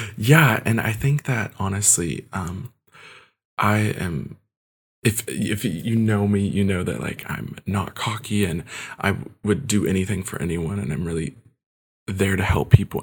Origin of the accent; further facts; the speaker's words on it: Kentucky, United States; also born or lived in Ukraine; I was adopted at the age of one and, um, came here to Kentucky, um, and I've lived here ever since